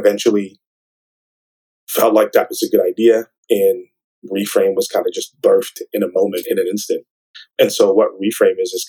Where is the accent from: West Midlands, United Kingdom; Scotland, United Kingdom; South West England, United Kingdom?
West Midlands, United Kingdom; Birmingham; moved away; I'm originally from Birmingham, England